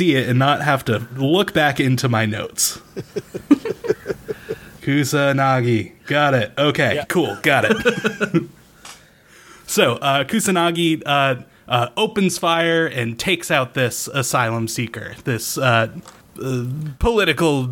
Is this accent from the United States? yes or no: yes; Newport, Rhode Island, United States; It's the city of Newport City, which is it strikes close to home because that's my hometown